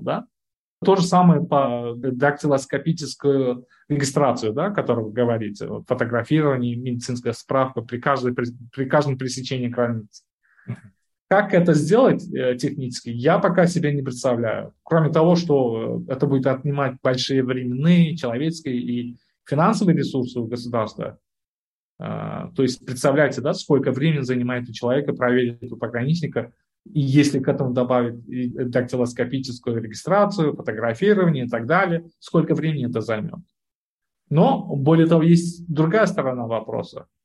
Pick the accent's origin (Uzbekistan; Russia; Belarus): Uzbekistan; Я вот родом из Узбекистана